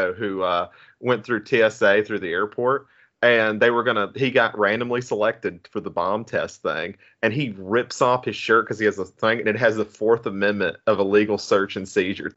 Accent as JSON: {"language": "English", "area": "Appalachian Mountains", "region": "Southwest Virginia", "country": "United States", "tie": "born or raised there", "said": "I grew up in the Appalachian Mountains in Southwest Virginia"}